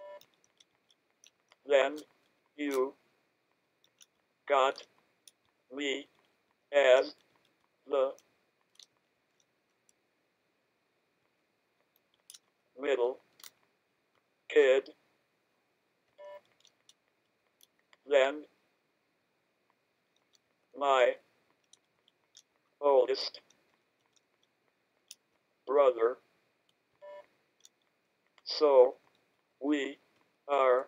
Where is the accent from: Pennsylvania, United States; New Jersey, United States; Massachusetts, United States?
Massachusetts, United States; Boston; I am 32 from Boston, Mass